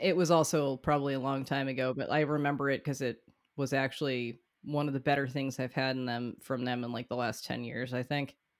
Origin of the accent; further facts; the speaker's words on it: New England, United States; as a New Englander